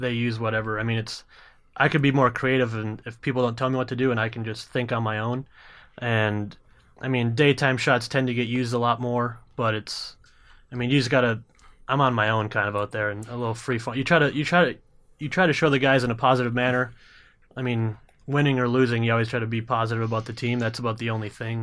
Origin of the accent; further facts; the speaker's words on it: Minnesota, United States; being a Minnesotan